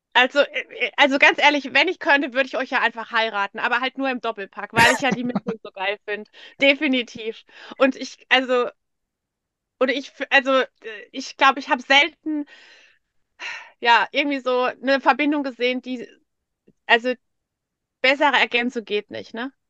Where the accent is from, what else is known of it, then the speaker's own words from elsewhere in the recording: Bad Bergzabern, Rhineland-Palatinate, Germany; moved away; im Ursprung bin ich so aus Bad Bergzabern